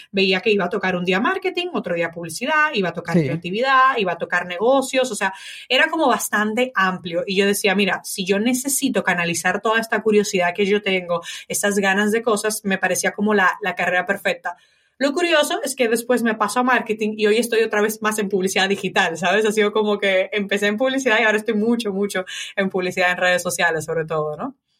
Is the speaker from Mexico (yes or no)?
no; Dominican Republic; moved away as an adult; also born or lived in Italy; now in Spain; en República Dominicana cuando nos mudamos de Italia